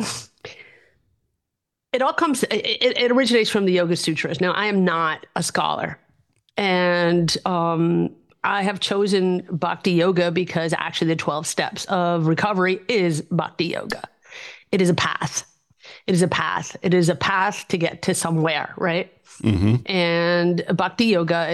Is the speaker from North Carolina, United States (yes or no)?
no; New York City, New York, United States; moved away as an adult; also born or lived in Westchester, New York; now in Germany; I'm from the Upper West Side